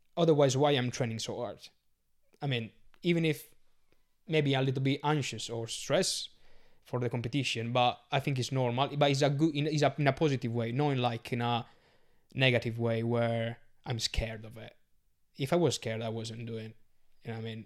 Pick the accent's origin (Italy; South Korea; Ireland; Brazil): Italy; Sardinia; English is a second language; moved away as an adult; also born or lived in Glastonbury; now in London, United Kingdom; I'm from Sardinia